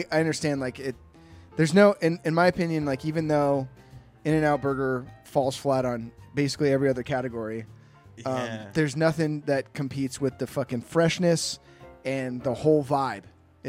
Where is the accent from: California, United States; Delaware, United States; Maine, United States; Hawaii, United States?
California, United States; Santa Rosa; they're building another one in Santa Rosa, my hometown.